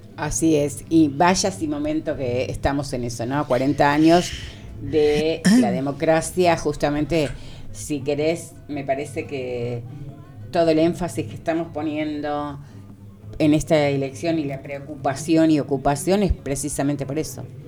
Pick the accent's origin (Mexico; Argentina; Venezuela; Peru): Argentina; nosotros y nosotras tuvimos una etapa como argentinos y argentinas